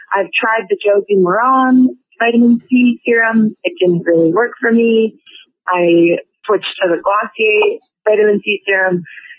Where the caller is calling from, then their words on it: Edmonton, Alberta, Canada; I'm calling from Edmonton, Alberta, Canada, where the climate is not the best. It's very dry. It's very cold here.